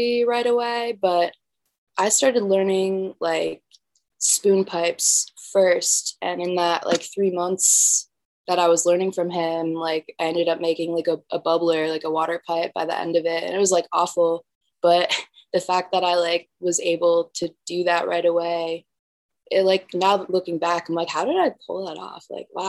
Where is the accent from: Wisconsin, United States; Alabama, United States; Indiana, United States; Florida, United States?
Wisconsin, United States; moved away as an adult; now in Boulder, United States; I'm from Wisconsin